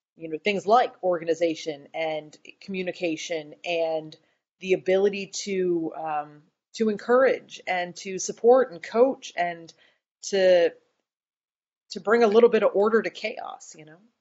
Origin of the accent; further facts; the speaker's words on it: Boone, North Carolina, United States; also born or lived in Research Triangle, North Carolina; I'm from Boone, North Carolina